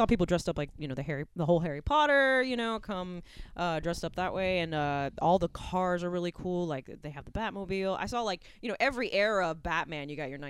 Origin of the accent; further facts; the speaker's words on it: Puerto Rico; accent: Southern; first language es; I'm Puerto Rican, and Spanish was my first language, but my husband always laughs because he's like, you're the only Puerto Rican I know with a Southern accent.